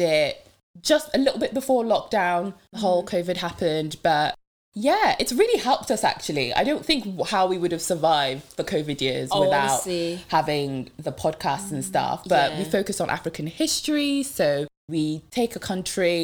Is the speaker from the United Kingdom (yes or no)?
yes; Devon, South West England, United Kingdom; first language French; English is a second language; also born or lived in Democratic Republic of the Congo; I'm Congolese, so from the Democratic Republic of Congo, and yeah, but grew up in Devon.